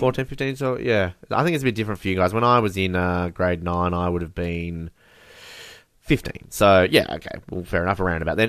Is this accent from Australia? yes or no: yes; Australia; growing up as someone in Australia